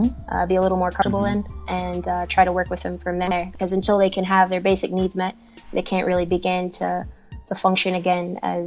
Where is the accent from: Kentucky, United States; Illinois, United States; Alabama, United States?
Kentucky, United States; moved away as an adult; now in Ghana; I currently live in Ghana in West Africa, and I'm from Kentucky in the United States